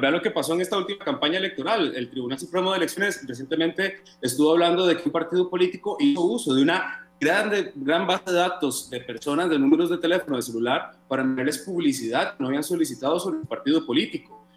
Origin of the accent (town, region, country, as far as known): Costa Rica